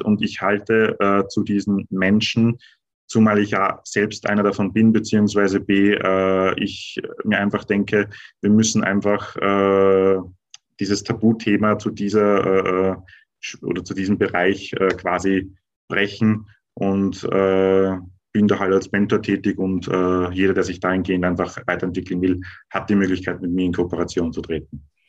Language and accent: German; Austria; bei uns in Österreich